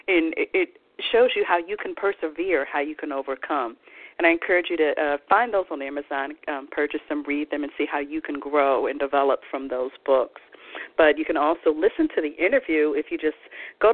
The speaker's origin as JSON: {"language": "English", "town": "Philadelphia", "region": "Pennsylvania", "country": "United States", "also_born_or_lived": "Mississippi", "moved": "as an adult", "said": "I'm originally from Philadelphia, Pennsylvania, not Mississippi. And I will, no matter where I live in the world, I will always call Philadelphia home"}